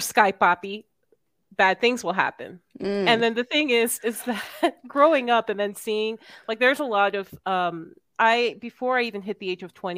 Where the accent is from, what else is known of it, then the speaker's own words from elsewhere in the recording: Miami, Florida, United States; I'm from Miami.